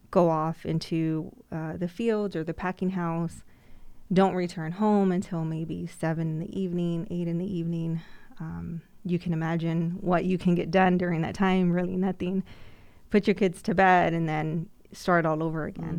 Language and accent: English; Immokalee, Florida, United States; growing up in Immokalee